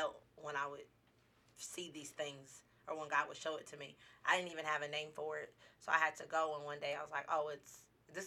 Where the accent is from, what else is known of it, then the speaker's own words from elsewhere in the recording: Dallas, Texas, United States; now in Las Vegas, United States; I'm originally from Dallas, Texas